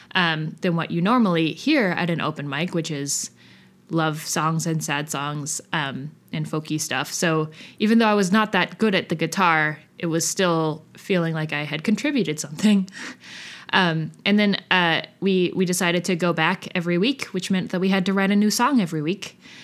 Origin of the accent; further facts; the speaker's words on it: outside of Boston, Massachusetts, United States; also born or lived in South Union, Kentucky, United States; when I was six, we moved to outside of Boston